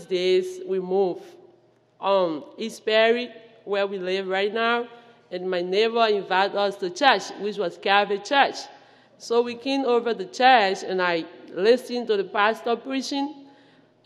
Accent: Liberia; moved away; from West Africa, to be precise, Liberia

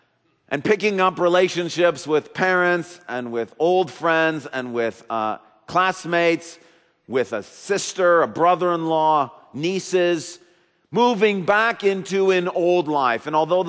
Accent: Grand Rapids, Michigan, United States; moved away as an adult; When I moved back to Grand Rapids

